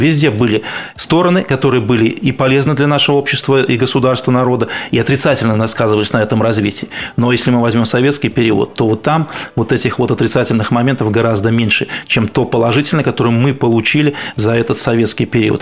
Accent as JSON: {"language": "Russian", "country": "Belarus", "said": "белорус однозначно"}